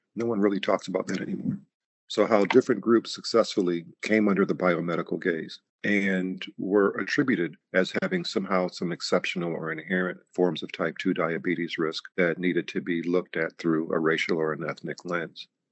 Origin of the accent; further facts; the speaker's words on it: New York, United States; in the community that I grew up in in New York